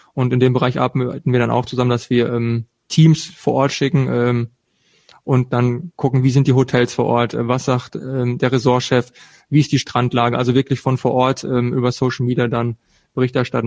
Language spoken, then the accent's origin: German; eastern Ruhr area, North Rhine-Westphalia, Germany; östliches Ruhrgebiet mit Charme und Benehmen, wenn man es braucht